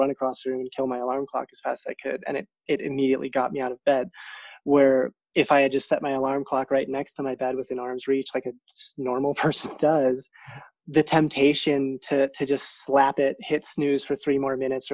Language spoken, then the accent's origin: English; South Dakota, United States; moved away as an adult; I grew up in South Dakota